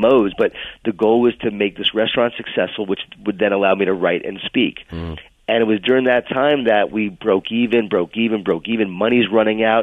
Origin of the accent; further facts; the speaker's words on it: Long Island, New York, United States; moved away as an adult; also born or lived in Atlanta; I grew up in Long Island, New York, in a Jewish-Italian family.